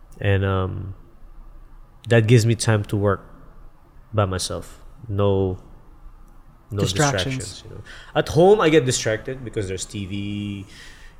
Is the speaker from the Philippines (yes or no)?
yes; Philippines; moved away as an adult; also born or lived in San Francisco; I grew up in the Philippines, graduated high school in the Philippines